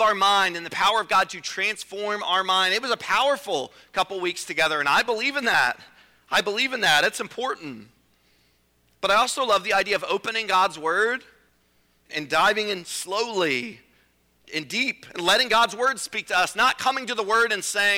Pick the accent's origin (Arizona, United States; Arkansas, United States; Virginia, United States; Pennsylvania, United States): Virginia, United States; I'm from Virginia